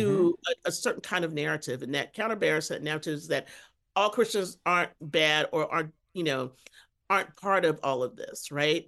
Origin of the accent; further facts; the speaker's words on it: Texas, United States; I grew up Catholic in Texas.